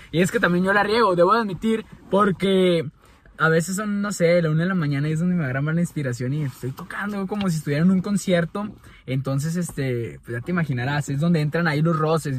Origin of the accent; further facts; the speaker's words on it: Mexico; como buenos mexicanos